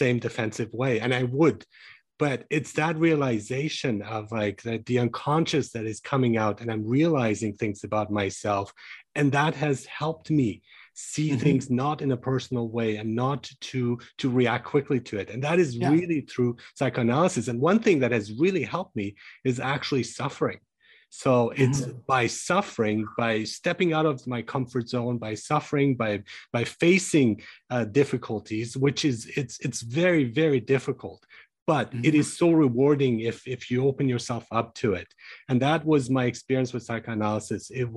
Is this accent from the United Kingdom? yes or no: no; Germany; moved away; So I grew up in Germany